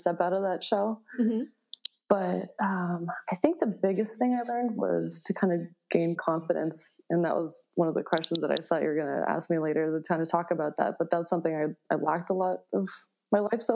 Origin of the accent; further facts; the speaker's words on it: Buffalo, New York, United States; I grew up in Buffalo, New York